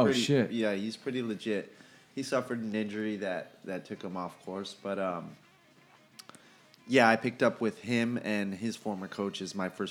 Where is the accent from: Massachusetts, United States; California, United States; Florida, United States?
California, United States; Southern; moved away as an adult; also born or lived in Las Vegas; Yeah, I was raised in Southern California.